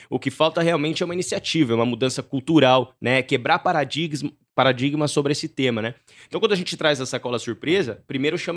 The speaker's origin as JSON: {"language": "Portuguese", "town": "Campinas", "region": "São Paulo", "country": "Brazil", "tie": "born or raised there", "said": "Sou campineiro. Campineiro, campineiro. Campinas"}